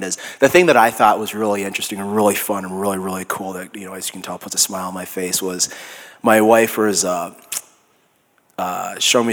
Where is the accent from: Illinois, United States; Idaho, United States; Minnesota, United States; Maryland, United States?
Minnesota, United States; accent: Minnesota; my Minnesota accent